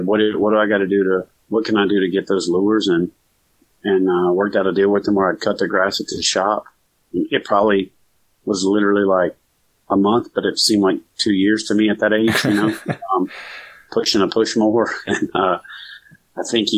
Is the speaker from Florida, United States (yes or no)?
no; Louisiana, United States; moved away as an adult; also born or lived in Virginia Beach, Virginia / Norfolk, Virginia / Corpus Christi, Texas; I'm from Louisiana. So I grew up where water was pretty much out my front door.